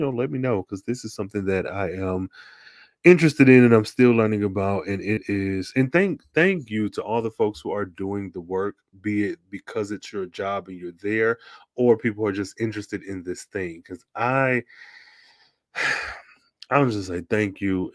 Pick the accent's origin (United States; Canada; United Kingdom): United States; Midwest; I'm from the Midwest, from Auto Industry Nation